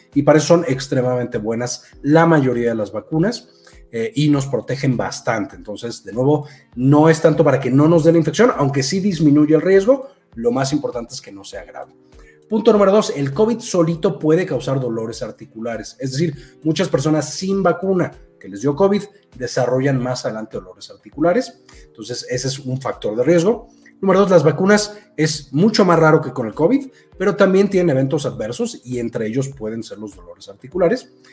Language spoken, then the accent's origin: Spanish; Mexico; yo soy de México